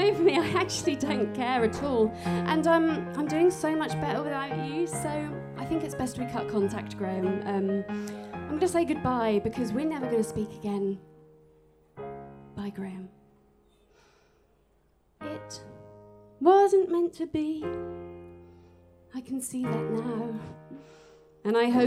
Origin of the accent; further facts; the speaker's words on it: Norwich, East of England, United Kingdom; now in London, United Kingdom; I'm from Norwich, but I live in London.